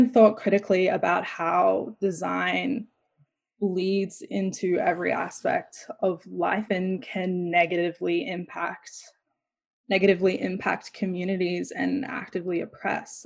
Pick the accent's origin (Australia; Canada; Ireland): Australia; moved away as an adult; Growing up in Australia, I was just always the token black girl